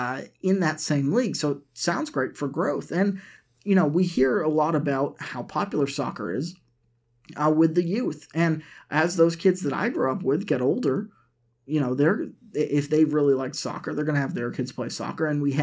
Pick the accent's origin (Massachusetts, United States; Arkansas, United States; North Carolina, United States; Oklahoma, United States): Massachusetts, United States; growing up in Massachusetts, we had the New England Revolution that played at the Patriots Stadium.